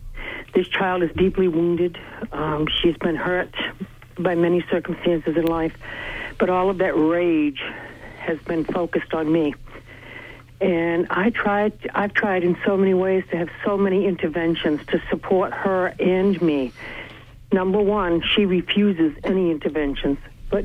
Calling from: Bangor, Maine, United States; I'm calling from Bangor.

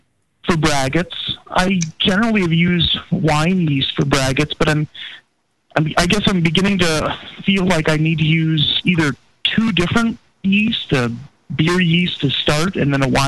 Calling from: Minneapolis, Minnesota, United States; from Minneapolis.

